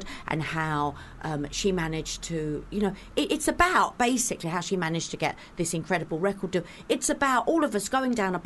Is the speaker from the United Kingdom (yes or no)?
yes; London, United Kingdom; I come from Fulham and it was quite a close community then. Back in the day